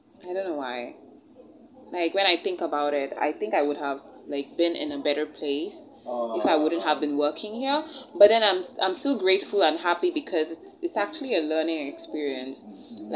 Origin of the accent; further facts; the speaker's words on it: India; moved away; I wasn't born in Nigeria and I wasn't brought up in Nigeria. I was actually born and brought up in India